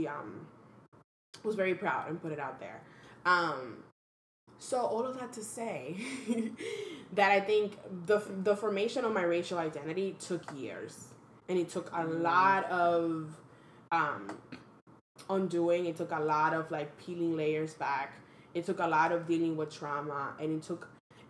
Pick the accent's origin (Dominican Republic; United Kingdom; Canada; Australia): Dominican Republic; English is a second language; also born or lived in Washington Heights, New York; now in New York, United States; I was born and raised in the Dominican Republic